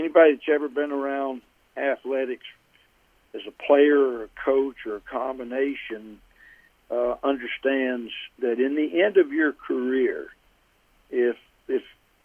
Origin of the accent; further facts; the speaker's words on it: Alabama, United States; growing up in Alabama